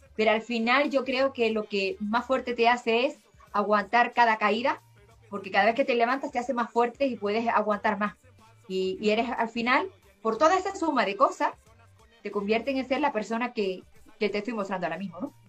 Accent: Seville, Andalusia, Spain; yo soy de España, y aquí en España, en el sur, yo soy de, Sevilla, en la parte de Andalucía

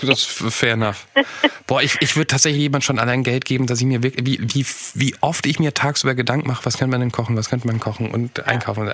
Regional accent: Rhenish Hesse, Rhineland-Palatinate, Germany; ich komme aus Reuhesse. Wir haben Probleme mit den Explosivlauten.

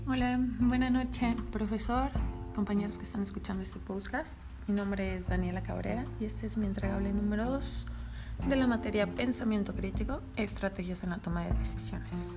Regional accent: Mexico

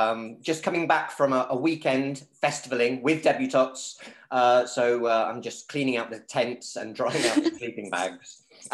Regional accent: Germany; also born or lived in South Korea / Kuwait / China; I grew up predominantly in Germany, but also I've lived in South Korea. I've lived in Kuwait, worked in China

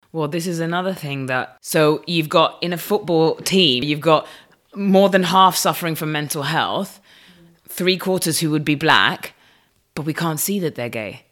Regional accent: Madrid, Community of Madrid, Spain; growing up in Madrid

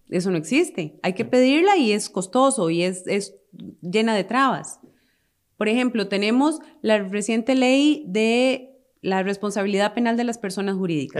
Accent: Costa Rica; como costarricenses

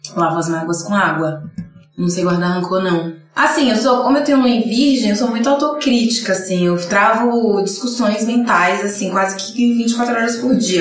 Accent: Camaçari, Bahia, Brazil; moved away; also born or lived in Candeias; eu nasci em Candeias, só nasci em Candeias. Eu fui criada em Camaçari.

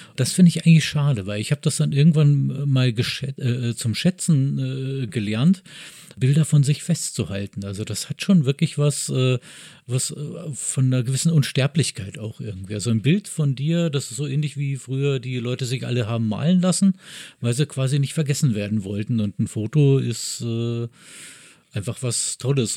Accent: Bavaria, Germany; also born or lived in Braunschweig; now in Berlin, Germany; ich bin in Bayern aufgewachsen

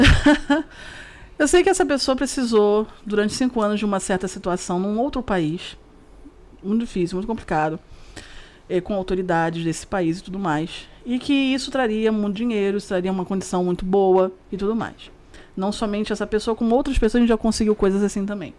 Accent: Rio de Janeiro, Brazil; você morar na Praça Seca, no Rio de Janeiro, para quem é do Rio vai saber muito bem o porquê que eu tô falando isso, morar do lado de São José Operário, de você crescer nesse bairro, crescer neste condomínio, ficar 30 e poucos anos no mesmo lugar

